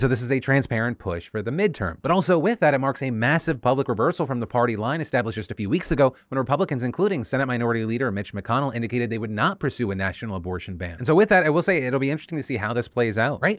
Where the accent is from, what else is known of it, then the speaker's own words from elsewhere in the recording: United States; as an American